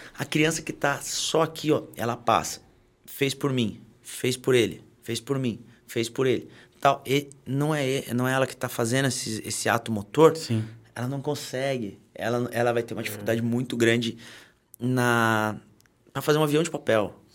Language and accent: Portuguese; Taubaté, São Paulo, Brazil; sou de Taubaté.